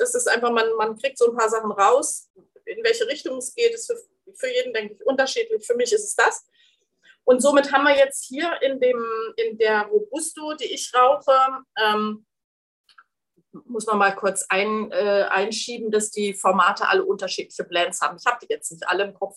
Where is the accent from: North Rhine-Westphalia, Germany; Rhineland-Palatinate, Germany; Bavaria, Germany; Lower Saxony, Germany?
Lower Saxony, Germany; East Frisia; Ich bin waschechte Ostfriesin